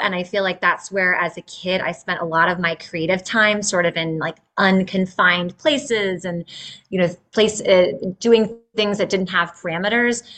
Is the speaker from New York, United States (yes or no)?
no; Northern Virginia, United States; also born or lived in Midwest; I grew up in Northern Virginia, really near where I'm at now.